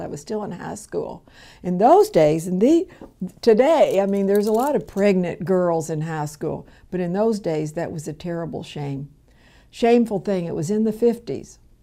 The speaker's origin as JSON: {"language": "English", "town": "Louisville", "region": "Kentucky", "country": "United States", "tie": "born or raised there", "said": "I was born here in Louisville, Kentucky, in the South End."}